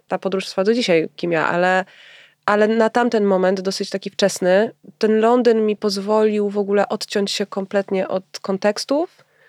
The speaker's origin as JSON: {"language": "Polish", "town": "Warsaw", "region": "Masovian Voivodeship", "country": "Poland", "tie": "born or raised there", "said": "ja się wychowałam w Wilanowie"}